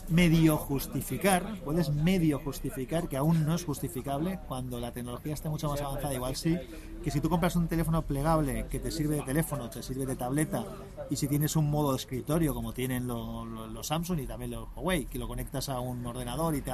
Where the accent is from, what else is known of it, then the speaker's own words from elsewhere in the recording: Bilbao, Basque Country, Spain; Aquí somos